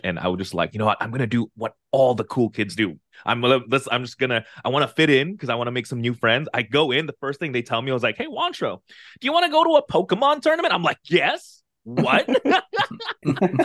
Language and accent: English; Philippines; I'm from the Philippines